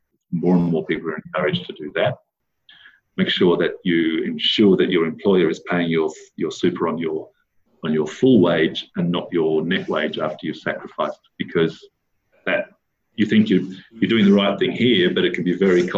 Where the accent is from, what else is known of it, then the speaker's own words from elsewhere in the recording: Armidale, New South Wales, Australia; moved away; I grew up in Armidale, which had a university town, and everybody there seemed to go on sabbatical leave